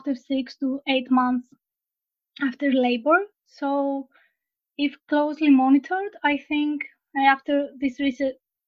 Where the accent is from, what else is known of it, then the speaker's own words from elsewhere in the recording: Greece; I'm from Greece. I live in Thessaloniki.